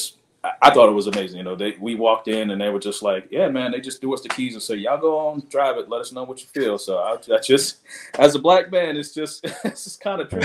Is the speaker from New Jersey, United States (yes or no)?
no; New York, United States; moved away as an adult; now in Huntsville, United States; I'm originally from New York